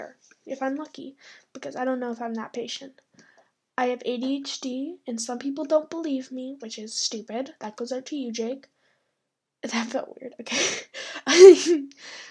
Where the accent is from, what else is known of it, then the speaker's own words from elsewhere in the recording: Canada; I live in Canada. I am Canadian